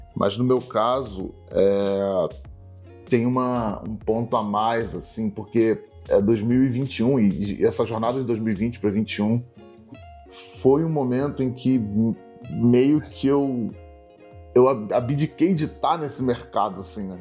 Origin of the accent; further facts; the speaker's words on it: Niterói, Rio de Janeiro, Brazil; Eu sou de Niterói, vizinho da, da Samanta